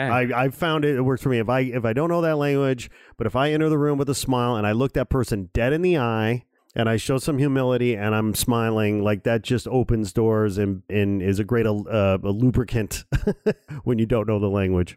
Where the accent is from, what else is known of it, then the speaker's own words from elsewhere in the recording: Gary, Indiana, United States; I was born in Gary, Indiana